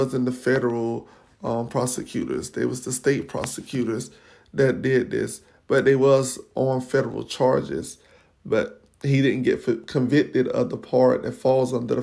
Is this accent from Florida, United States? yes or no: yes; Florida, United States; I'm from Florida